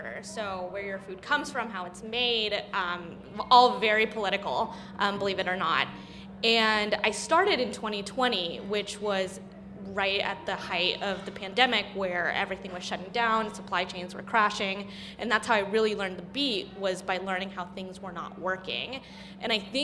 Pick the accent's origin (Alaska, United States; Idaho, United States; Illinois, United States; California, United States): Idaho, United States; I grew up in Idaho